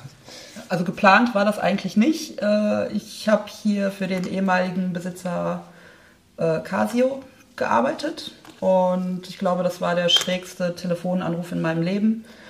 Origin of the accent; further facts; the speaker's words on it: Oberhausen, North Rhine-Westphalia, Germany; ich komme ja ursprünglich aus Oberhausen